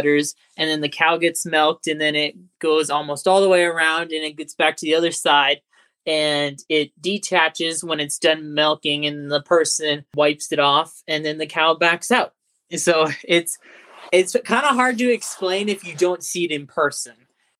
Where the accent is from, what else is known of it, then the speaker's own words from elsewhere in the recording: New Salem, North Dakota, United States; also born or lived in Mandan, North Dakota; we're originally from New Salem. I'm a fifth generation dairy farmer